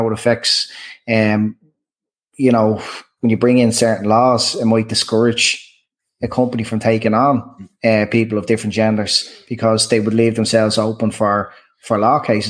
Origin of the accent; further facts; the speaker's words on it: Dublin, Leinster, Ireland; growing up in Dublin